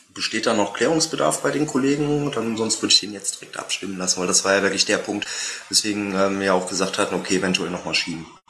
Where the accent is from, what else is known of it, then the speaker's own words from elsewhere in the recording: Meerbusch, North Rhine-Westphalia, Germany; aus meiner Heimatstadt, aus Meerbusch